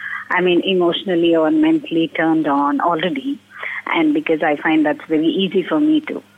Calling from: Bangalore, Karnataka, India

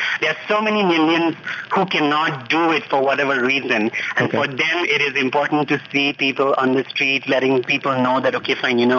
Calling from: Delhi, India; I'm calling from Delhi.

